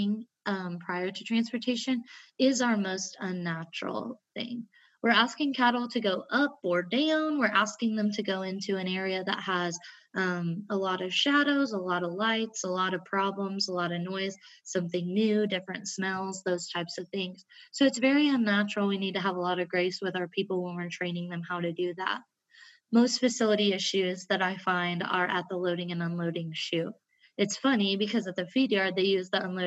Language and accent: English; Southwest Kansas, United States; growing up in Southwest Kansas